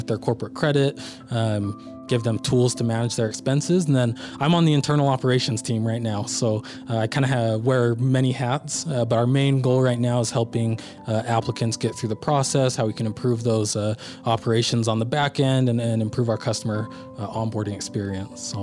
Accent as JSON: {"language": "English", "region": "Utah", "country": "United States", "tie": "born or raised there", "also_born_or_lived": "Philadelphia, Pennsylvania", "said": "all my family has been in Utah now. I've lived here my whole life"}